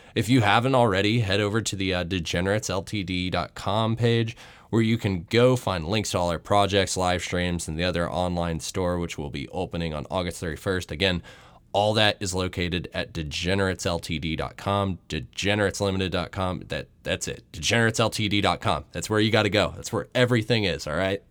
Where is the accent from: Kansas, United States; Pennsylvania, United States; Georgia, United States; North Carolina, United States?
Georgia, United States; Atlanta; my hometown, Atlanta, Georgia